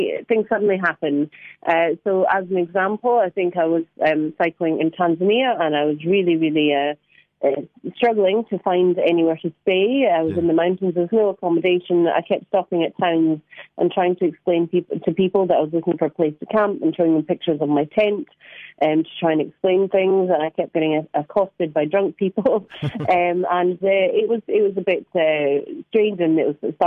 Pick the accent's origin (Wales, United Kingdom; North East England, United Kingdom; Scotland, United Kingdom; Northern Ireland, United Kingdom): Scotland, United Kingdom; now in London, United Kingdom; I'm from Scotland. I do live in London, but I am from Scotland.